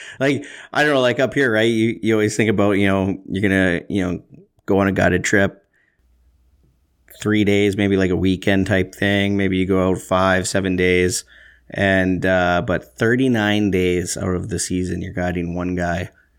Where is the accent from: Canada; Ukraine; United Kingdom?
Canada; Saskatchewan; a couple of Saskatchewan folk